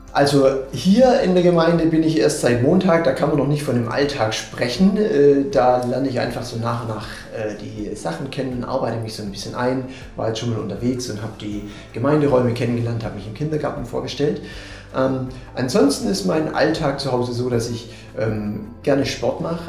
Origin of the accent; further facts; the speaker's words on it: Swabia, Germany; accent: Swabian; moved away as an adult; now in Münster, Germany; ursprünglich komme ich aus dem Schwabenland, das wird der eine oder andere vielleicht auch hören.